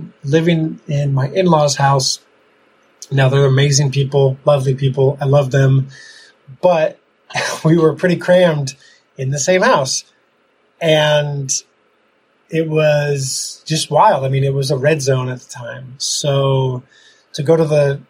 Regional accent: Ramsey, New Jersey, United States; moved away as an adult; also born or lived in Denver, Colorado; now in Italy; I grew up in Ramsey, New Jersey

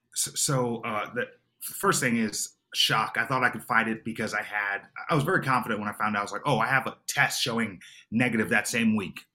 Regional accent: Long Island, New York, United States; I grew up in Long Island, New York

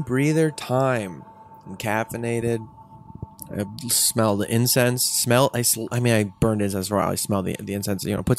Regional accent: Highland Park, Illinois, United States; Well, I'm from the North Shore of Chicago, this little town called Highland Park, which is a pretty nice little very bubble of a town.

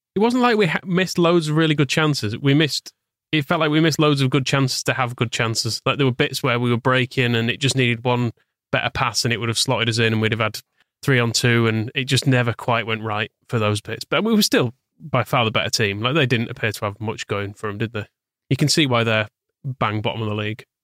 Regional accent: Wakefield, Yorkshire and the Humber, United Kingdom; I grew up in Wakefield and, well, Harbury, technically

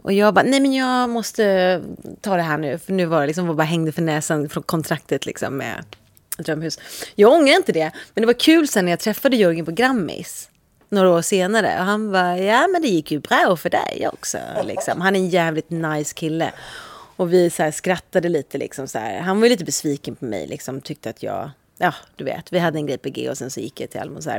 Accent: Sweden; moved away as an adult; also born or lived in London; Jag är så svensk

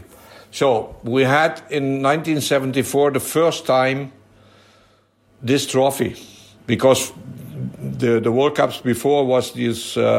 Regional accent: Emmerich, North Rhine-Westphalia, Germany; I grew up in Germany, so I spoke a little bit Dutch

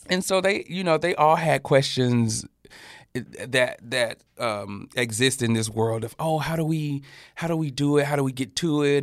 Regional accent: Birmingham, Alabama, United States; moved away as an adult; also born or lived in New York / Atlanta; now in Los Angeles, United States; I grew up in Al-, Birmingham, Alabama

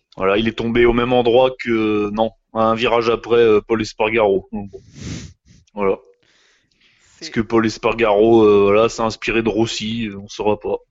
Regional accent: France; chez nous, en France

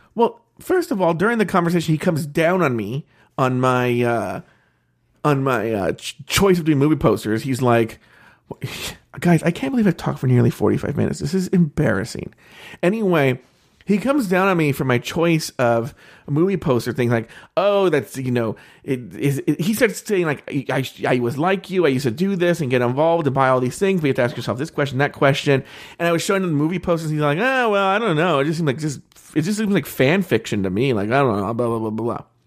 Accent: United States; I'm an American

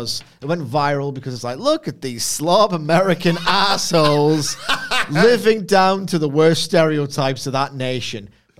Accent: Liverpool, North West England, United Kingdom; I'm a Scouser.

